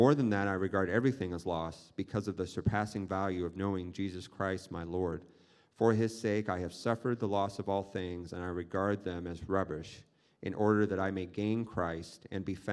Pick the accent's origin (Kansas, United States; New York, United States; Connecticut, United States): Kansas, United States; moved away; I come from Kansas